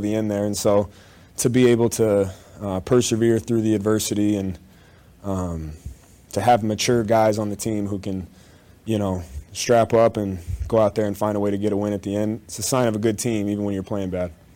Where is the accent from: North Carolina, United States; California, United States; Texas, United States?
North Carolina, United States; Charlotte; moved away as an adult; now in Columbia, United States; I am from Charlotte, North Carolina